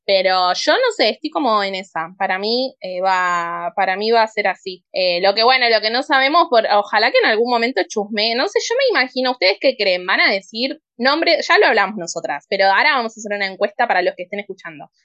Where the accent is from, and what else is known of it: Argentina